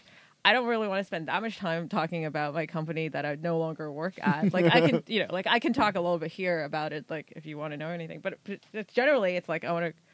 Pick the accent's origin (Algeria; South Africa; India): South Africa; now in Los Angeles, United States; I grew up in South Africa.